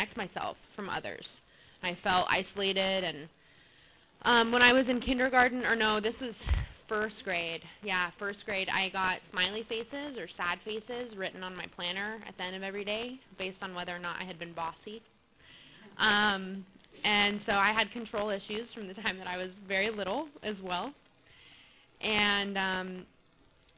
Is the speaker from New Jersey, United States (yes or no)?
no; Albuquerque, New Mexico, United States; now in Mission Viejo, United States; I was born in Albuquerque, New Mexico, and I had a pretty chaotic family life.